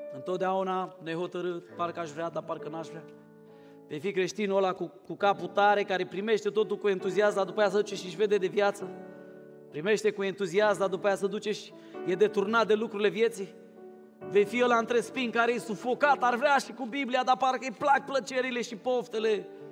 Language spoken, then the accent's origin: Romanian; Romania; also born or lived in Craiova; now in Cluj-Napoca, Romania; eu nu sunt din București, să știi. Sunt mai rău decât la București. Eu sunt de la Moldova și Craiova